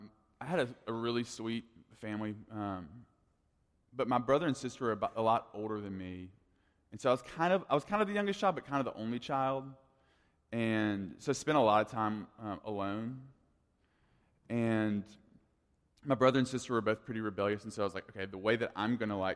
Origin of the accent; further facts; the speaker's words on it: Tuscumbia, Alabama, United States; even though I grew up in Tuscumbia, they always just called me …. Like, that's what they call me, …. And I didn't have the accent that they had